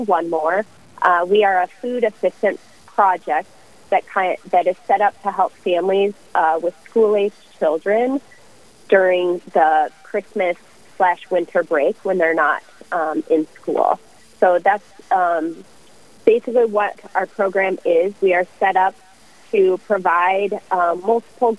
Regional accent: Omaha, Nebraska, United States; now in Rochester, United States; I grew up in the Omaha area

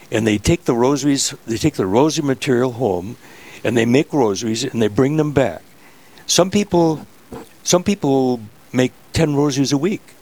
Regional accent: Graceville, Minnesota, United States; Where are you from originally? Graceville, Minnesota. And when did you come to this this area? I moved here after I graduated from college, and uh, that was in 1957.

